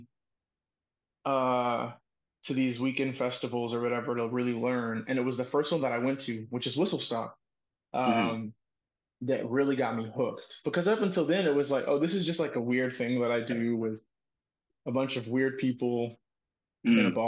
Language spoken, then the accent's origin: English; Dallas, Texas, United States; I grew up in Dallas, Texas